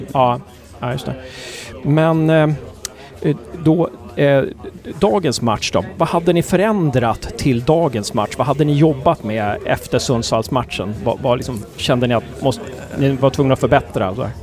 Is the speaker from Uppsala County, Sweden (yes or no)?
yes; Uppsala, Uppsala County, Sweden; jag är från Uppsala också